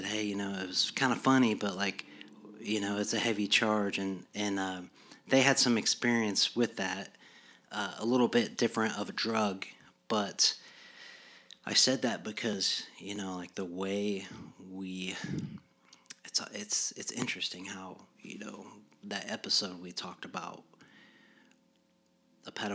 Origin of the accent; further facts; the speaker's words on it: Yorktown, United States; I come from Yorktown